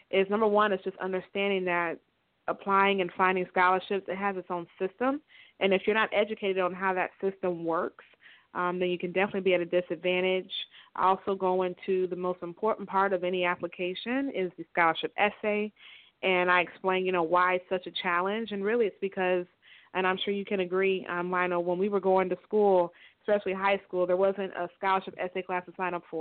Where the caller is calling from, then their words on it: Tampa, Florida, United States; I'm calling from Tampa, Florida.